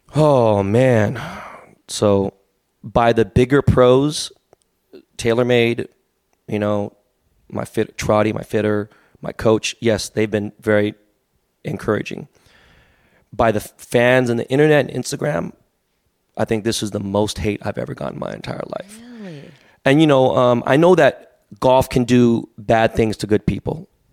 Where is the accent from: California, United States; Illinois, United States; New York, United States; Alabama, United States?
California, United States; Los Angeles; I was born and raised in Koreatown